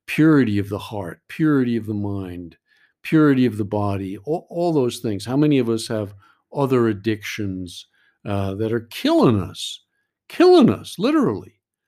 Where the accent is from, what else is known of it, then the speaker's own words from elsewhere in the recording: New York, United States; And I know I'm from New York, so maybe I can say this, but I go to meetings in New York